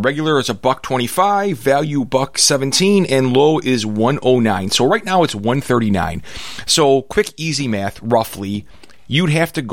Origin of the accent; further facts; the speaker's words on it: Chicago, Illinois, United States; I'm a schmuck from Chicago